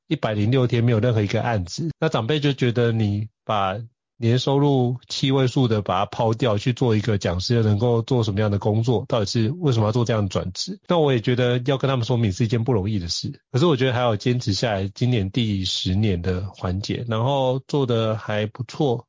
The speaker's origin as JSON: {"language": "Chinese", "country": "Taiwan", "tie": "born or raised there", "also_born_or_lived": "Miami, United States", "said": "绝对不如你在台湾的方便。毕竟土生土长那么多年"}